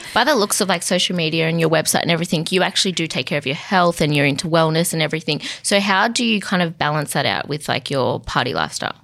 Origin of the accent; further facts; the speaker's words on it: Central Coast, New South Wales, Australia; moved away; on the Central Coast, actually, my hometown